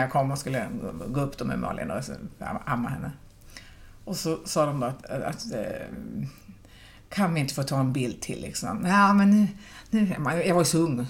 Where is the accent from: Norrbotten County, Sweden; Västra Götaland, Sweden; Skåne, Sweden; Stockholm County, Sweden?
Norrbotten County, Sweden; Pajala; now in Gothenburg, Sweden; jag är ändå från Pajala